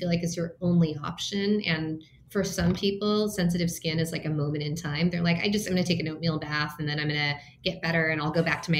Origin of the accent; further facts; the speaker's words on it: Minnesota, United States; now in Los Angeles, United States; I was born in Minnesota. My parents immigrated to the US from Taiwan